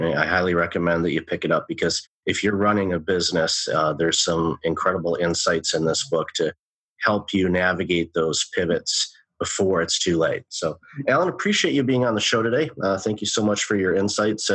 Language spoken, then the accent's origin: English; Detroit, Michigan, United States; I grew up in the Detroit area